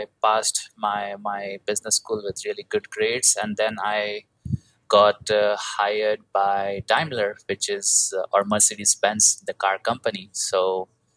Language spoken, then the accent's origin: English; India; moved away; I'm originally from India. I was having a typical IT job like most Indian people do.